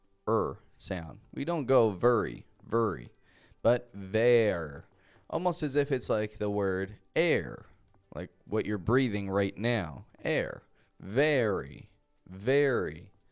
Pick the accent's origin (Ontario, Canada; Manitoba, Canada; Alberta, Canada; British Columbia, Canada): Ontario, Canada; Toronto; first language English; now in Mexico; I'm a Canadian from Toronto, Canada, and I live in Mexico at the moment